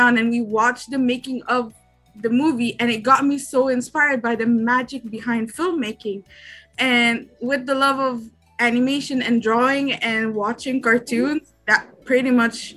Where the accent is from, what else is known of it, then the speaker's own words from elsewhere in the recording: Egypt; I'm from Egypt